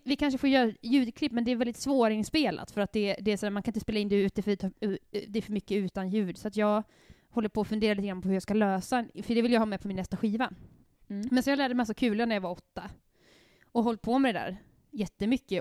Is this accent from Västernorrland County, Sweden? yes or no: yes; Härnösand, Västernorrland County, Sweden; alltså jag växte upp i Västernorrland. Jag, jag är från Härnösand.